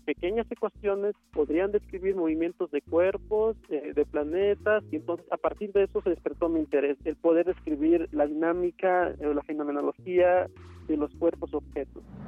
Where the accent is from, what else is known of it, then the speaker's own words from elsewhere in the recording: Asunción Saltepec, Oaxaca, Mexico; moved away as an adult; also born or lived in Mexico City; Nací en Asunción Saltepec, Oaxaca, el 21 de junio de 1992